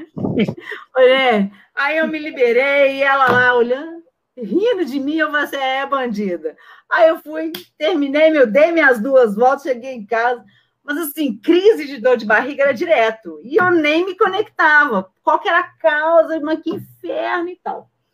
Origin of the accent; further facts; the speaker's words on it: Belo Horizonte, Minas Gerais, Brazil; sou mineirinha de BH